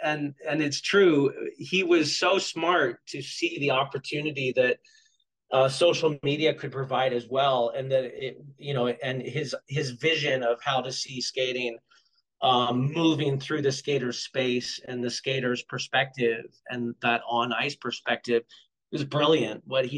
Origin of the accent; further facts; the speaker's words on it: Kittery, Maine, United States; lives in my hometown of Kittery.